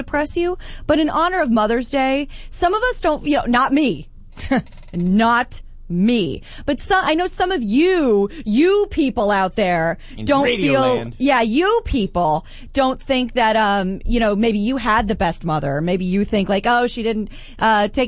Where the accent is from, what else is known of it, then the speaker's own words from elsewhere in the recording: Midwest, United States; I am from the Midwest.